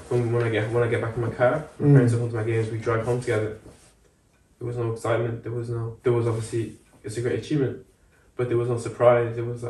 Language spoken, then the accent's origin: English; Dublin, Leinster, Ireland; moved away as an adult; also born or lived in France; now in England; I've got my French, yeah, side. I speak fluent French. So I've got all those cultures. And then, yeah, I grew up in Ireland, so I've got the Irish culture as well, because I grew from the age of 5 to, yeah, yeah, 18